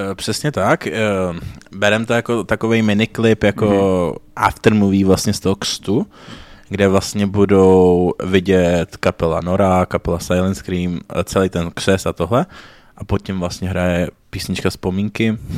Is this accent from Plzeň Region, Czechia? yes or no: yes; Plzeň, Plzeň Region, Czechia; My jsme z Plzně